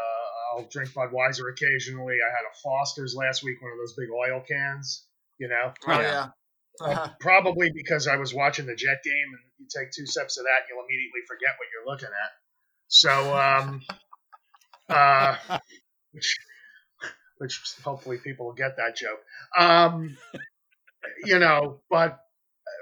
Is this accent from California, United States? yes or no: no; a county north of the Bronx, New York, United States; I grew up in an undisclosed county north of Manhattan, north of the borough that's north of Manhattan